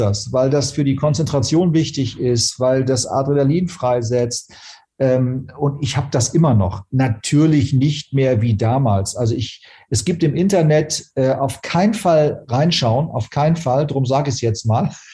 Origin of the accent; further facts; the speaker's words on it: Hamburg, Germany; Ich, als Hamburger brauche ich den Hafen, ich brauche als Hamburger die Nähe zur Nord- und Ostsee